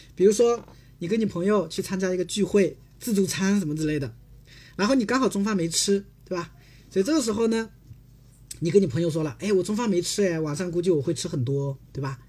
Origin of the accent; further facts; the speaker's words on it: South Korea; Chinese is a second language; 我，韩国人